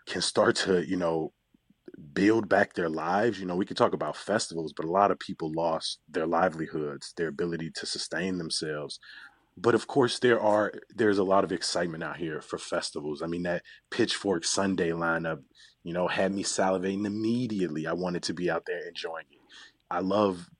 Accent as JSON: {"language": "English", "town": "Chicago", "region": "Illinois", "country": "United States", "said": "I'm a Chicagoan"}